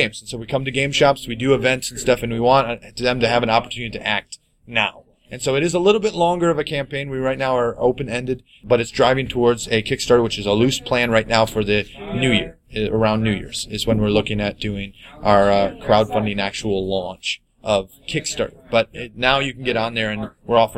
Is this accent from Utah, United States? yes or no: no; Lapeer, Michigan, United States; We're from Michigan. We're in the Lapeer area, actually